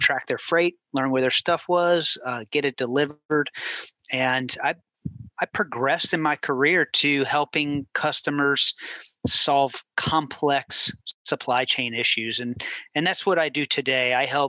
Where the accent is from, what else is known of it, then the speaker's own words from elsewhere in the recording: New Orleans, Louisiana, United States; moved away as an adult; now in Houston, United States; my wife and I, we're from New Orleans, Louisiana, and we got married in 2005.